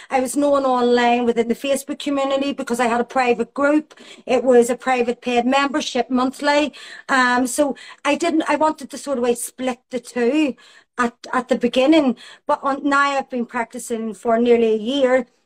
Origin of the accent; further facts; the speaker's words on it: Belfast, Northern Ireland, United Kingdom; I grew up in Belfast in the time of the Troubles